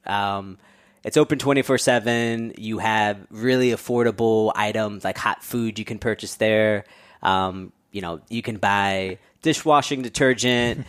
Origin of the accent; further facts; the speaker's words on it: New York City, New York, United States; I grew up born and raised in New Yorker